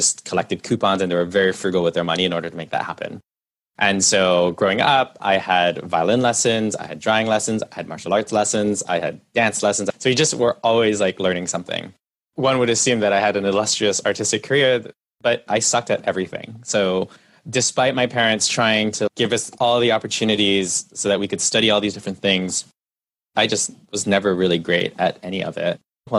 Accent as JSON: {"language": "English", "country": "Canada", "tie": "born there", "said": "My parents are first generation Chinese Malaysian immigrants, and I was born in Canada."}